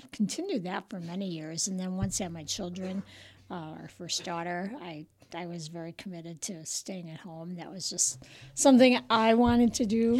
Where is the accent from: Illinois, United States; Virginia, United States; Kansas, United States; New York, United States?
Illinois, United States; Rochelle; now in Roscoe, United States; I was born and raised in Rochelle